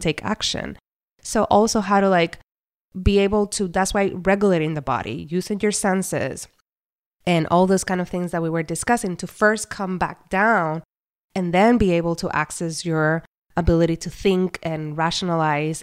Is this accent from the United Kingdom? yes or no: no; Puerto Rico; I was born and raised in Puerto Rico